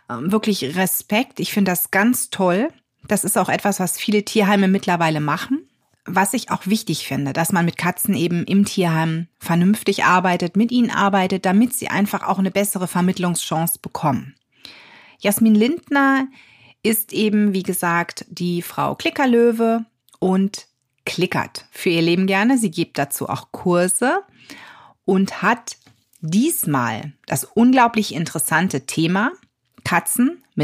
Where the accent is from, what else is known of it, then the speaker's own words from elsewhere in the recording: North Rhine-Westphalia, Germany; Ich komme aus der Nähe von Düsseldorf, also für mich ist die Anreise jetzt auch nicht direkt um die Ecke